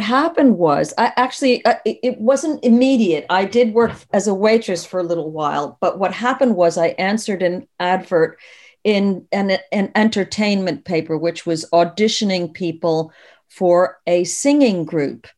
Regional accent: United States; now in United Kingdom; I'm originally American. I've lived in the U K for forty-two years now.

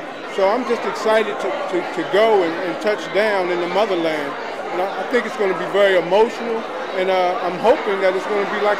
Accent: Washington, District of Columbia, United States; But I was born and raised in Chocolate City.

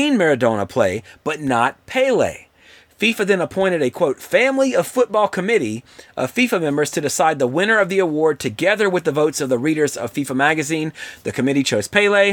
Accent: Livingston Parish, Louisiana, United States; we're from Louisiana. Now, when I was in school, we didn't learn Spanish, we learned French. So it wasn't until I got out of high school that they actually started teaching Spanish in schools in Louisiana, at least in Livingston Parish, where I'm from

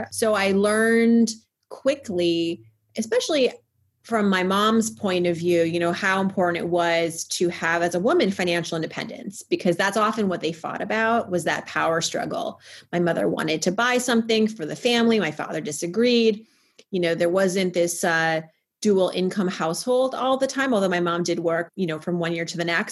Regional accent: Worcester, Massachusetts, United States; I was born in 1980 in Worcester, Massachusetts

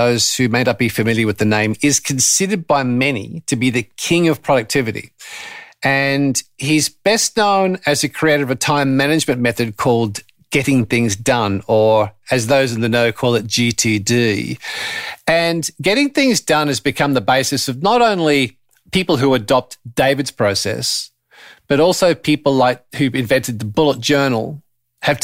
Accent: Australia; being Australian

